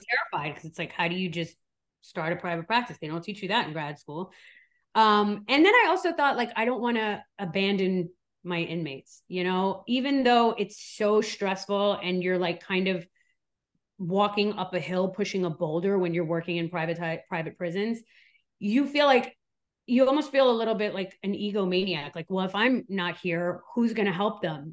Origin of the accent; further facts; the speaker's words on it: New York, United States; also born or lived in Switzerland; now in Miami, United States; I was born in Switzerland, raised in New York, and now I live in Miami